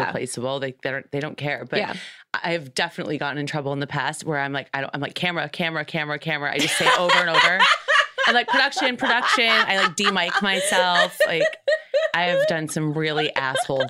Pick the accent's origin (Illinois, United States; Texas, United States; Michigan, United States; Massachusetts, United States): Michigan, United States; now in Los Angeles, United States; I'm from Michigan